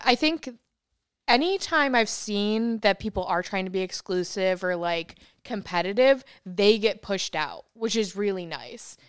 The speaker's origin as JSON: {"language": "English", "region": "upstate New York", "country": "United States", "moved": "yes", "lives_now": "Austin, United States", "said": "I'm from New York"}